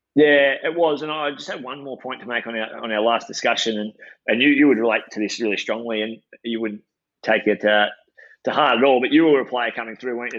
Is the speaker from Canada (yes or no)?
no; Shepparton, Victoria, Australia; like most kids from the country um, or regional Victoria, I grew up in Shepparton.